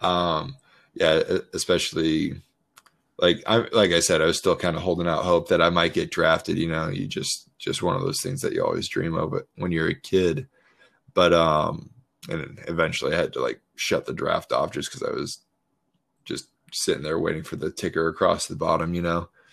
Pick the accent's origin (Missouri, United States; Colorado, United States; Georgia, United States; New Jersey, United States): Colorado, United States; moved away as an adult; also born or lived in Baltimore; I grew up in Colorado, went to Colorado State, never really moved out of my home state